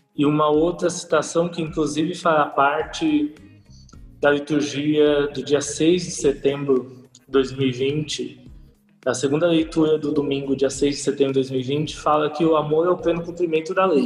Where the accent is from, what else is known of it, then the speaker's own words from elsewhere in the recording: São Paulo, Brazil; also born or lived in Caraguatatuba; nasci em São Paulo, aqui na capital, morei um tempo em Caraguatatuba, depois retornei aqui para São Paulo.